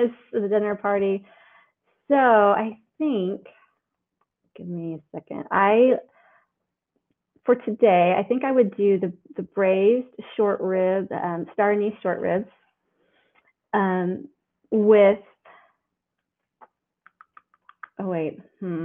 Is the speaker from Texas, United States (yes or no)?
no; Oklahoma, United States; I'm from Oklahoma. And so that my grandmother in Oklahoma I would see weekly